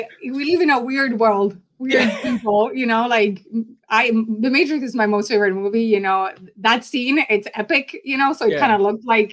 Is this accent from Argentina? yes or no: yes; Buenos Aires, Argentina; moved away as an adult; now in United States; I grew up in South America in Buenos Aires, Argentina. So I would describe really my family as a struggling middle class.